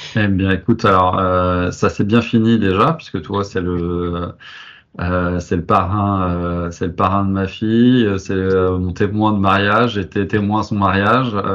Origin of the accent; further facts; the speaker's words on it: Nantes, Pays de la Loire, France; moved away as an adult; also born or lived in Paris; je suis nantais, cette envie de revenir, euh, de revenir à, Nantes